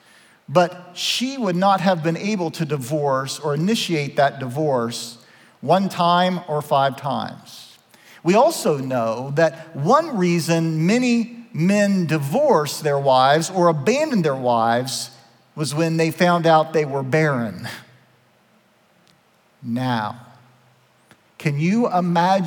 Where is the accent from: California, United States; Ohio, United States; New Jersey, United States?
Ohio, United States; Southeast; accent: twang; I'm from Southeast Ohio. I have a little bit of that twang.